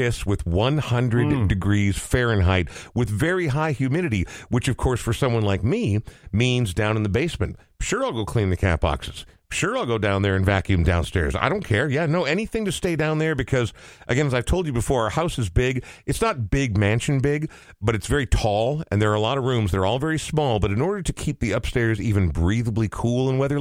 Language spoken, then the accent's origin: English; Coon Rapids, Minnesota, United States; young suburban kid growing up in Coon Rapids